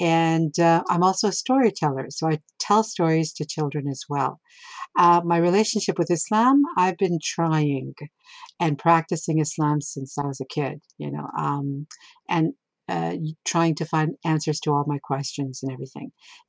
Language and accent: English; Toronto, Ontario, Canada; also born or lived in Pakistan; Where I'm from, I was born in Pakistan. I came to Canada when I was 3 years old, and now I would say I'm from Toronto.